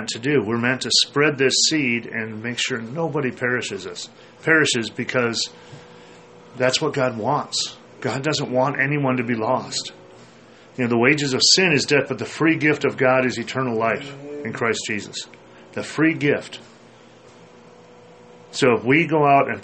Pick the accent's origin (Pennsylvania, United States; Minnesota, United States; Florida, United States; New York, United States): Minnesota, United States; I grew up in Minnesota, and in our yard, in the house that I grew up